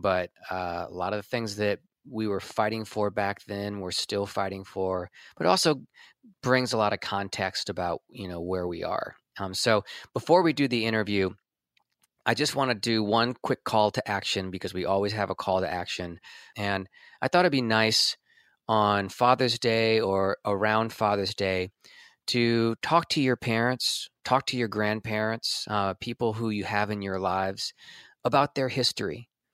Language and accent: English; Washington, District of Columbia, United States; stayed in D C, and that's where I was born, in D C